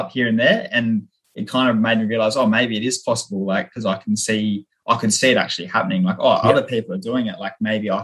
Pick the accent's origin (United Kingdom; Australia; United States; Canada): Australia; Renmark, South Australia; my hometown in Renmark, South Australia